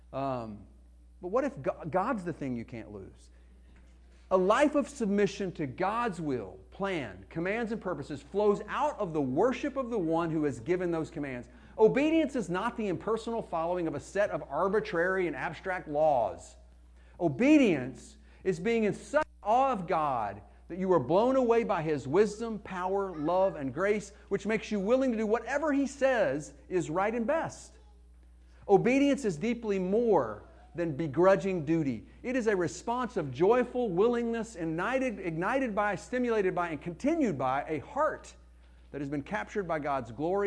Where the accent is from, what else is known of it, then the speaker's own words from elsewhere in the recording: Arkansas, United States; accent: Arkansas; my Arkansas accent